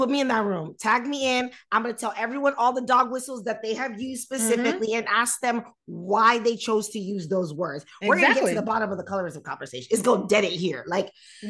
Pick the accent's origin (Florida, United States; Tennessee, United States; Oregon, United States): Florida, United States; Miami; accent: Miami; moved away; I grew up in Miami.